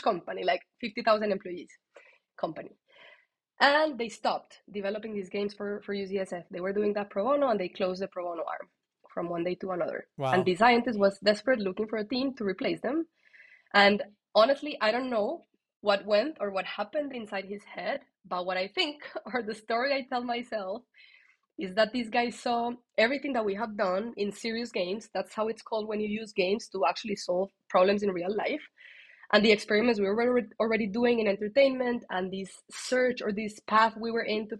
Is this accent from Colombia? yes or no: yes; Colombia; that's my Colombian side